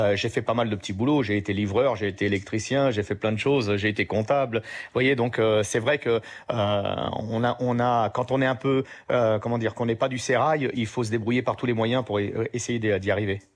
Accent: France; also born or lived in Sicily; je suis français

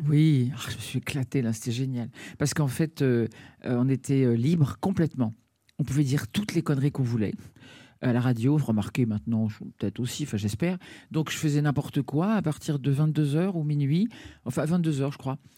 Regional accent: Dakar, Senegal; Tout, ah oui, je suis né au, Sénégal, à Dakar, et c'était pour moi très important, je crois.

